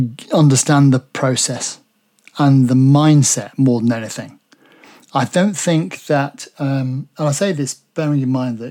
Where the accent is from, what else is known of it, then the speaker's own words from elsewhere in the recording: Derby, East Midlands, United Kingdom; I'm from Derby, right in the middle of the country. So I was born in Derby and my first foray into anything radio was at home at my parents' house.